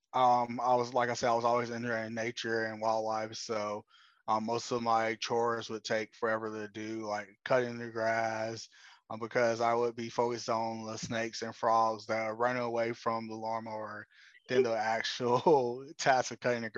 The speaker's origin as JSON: {"language": "English", "town": "Austell", "region": "Georgia", "country": "United States", "tie": "born or raised there", "also_born_or_lived": "Atlanta, Georgia", "said": "I'm from a smaller city outside of Atlanta called Austell. I was born in Atlanta and grew up in Austell"}